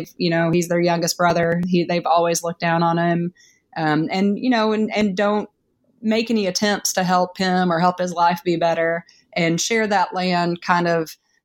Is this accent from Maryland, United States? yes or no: no; Tennessee, United States; If you drew a line on a map from where I grew up in East Tennessee to Memphis, that line would be longer than if you drew a line from where I grew up in East Tennessee to Canada.